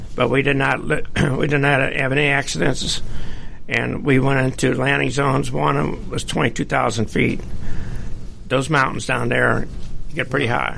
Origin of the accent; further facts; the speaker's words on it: St. Louis, Missouri, United States; moved away as an adult; I was born and raised in St. Louis, Missouri